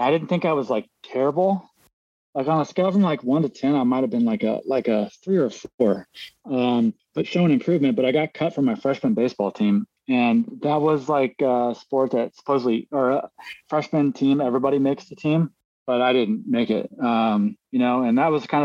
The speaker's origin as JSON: {"language": "English", "town": "Kearney", "region": "Missouri", "country": "United States", "tie": "born or raised there", "also_born_or_lived": "Philadelphia", "moved": "as an adult", "lives_now": "Mendocino, United States", "said": "I was born and raised in Kansas City, Missouri, okay. In a small town. Outside of it's called Kearney, Missouri."}